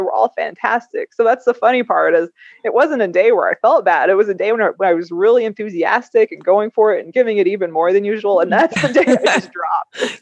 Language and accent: English; Kentucky, United States; I've stayed in my hometown in Kentucky